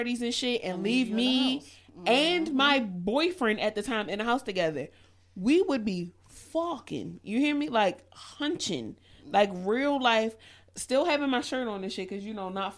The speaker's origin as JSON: {"language": "English", "town": "Baltimore", "region": "Maryland", "country": "United States", "said": "I'm from West Baltimore"}